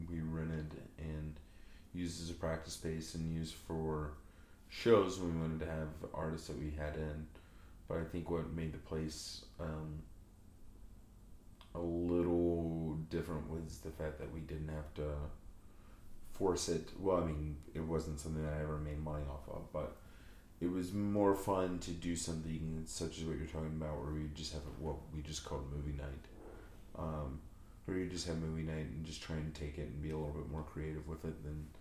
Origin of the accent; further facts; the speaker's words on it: southwest Virginia, United States; moved away as an adult; also born or lived in Mississippi / New Orleans / Colorado; I grew up in the southwest part of the state, right where Tennessee and North Carolina come together